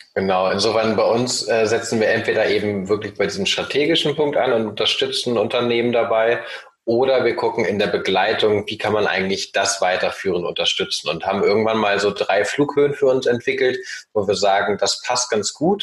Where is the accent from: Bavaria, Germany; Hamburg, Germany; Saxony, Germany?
Hamburg, Germany; also born or lived in Norway; ich bin aufgewachsen sowohl im wunderschönen Oldenburg in Norwegen und dann ab dem achten Lebensjahr in Hamburg